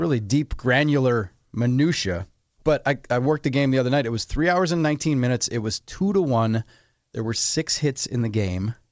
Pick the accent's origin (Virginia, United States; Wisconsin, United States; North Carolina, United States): Wisconsin, United States; Menomonee Falls; I worked for the Parks Department in Menominee Falls, Wisconsin, my hometown